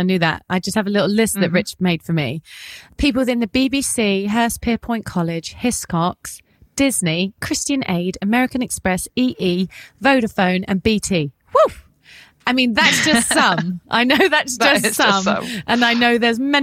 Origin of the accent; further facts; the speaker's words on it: England, United Kingdom; we as English people